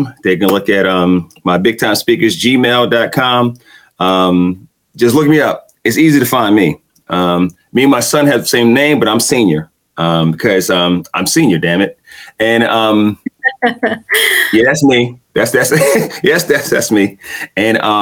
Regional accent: New York City, New York, United States; accent: Brooklyn; my accent from Brooklyn

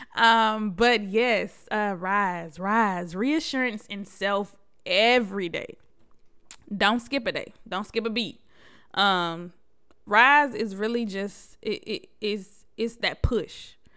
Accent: Buffalo, New York, United States; I was born in Buffalo, New York.

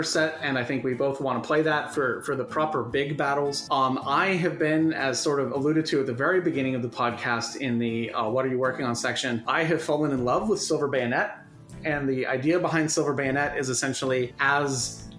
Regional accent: United States; someone growing up in the United States

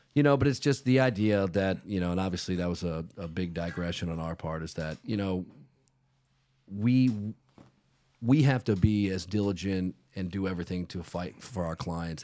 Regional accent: Virginia, United States; now in South Florida, United States

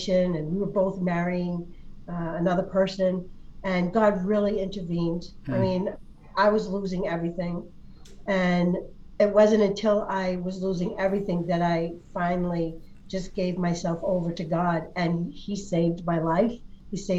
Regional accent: Boston, Massachusetts, United States; moved away as an adult; also born or lived in Portsmouth; I grew up in Boston

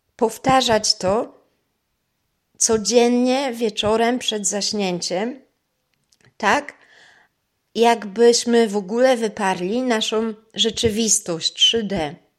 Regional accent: Toruń, Kuyavian-Pomeranian Voivodeship, Poland; moved away as an adult; also born or lived in Vienna, Austria; postanowiłam przeprowadzić się z powrotem do Polski, do mojego rodzinnego miasta

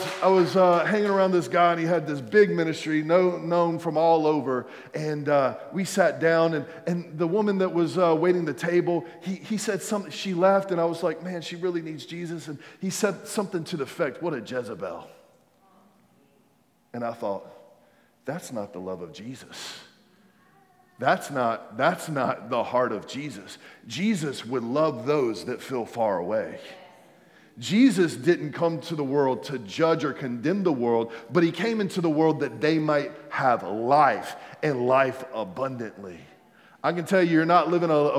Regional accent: United States; I'm a believer before I'm American

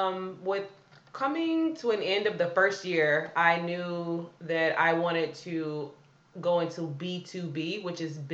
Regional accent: Houston, Texas, United States; also born or lived in China; I am born and raised in Houston, Texas.

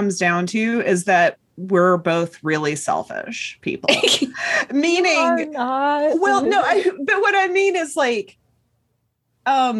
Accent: Chattanooga, Tennessee, United States; moved away as an adult; I grew up in Chattanooga, Tennessee, which is kind of a mid-sized city

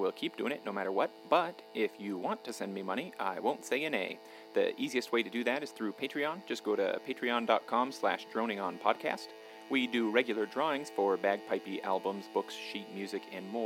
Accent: Payson, Utah, United States; I grew up down in Payson

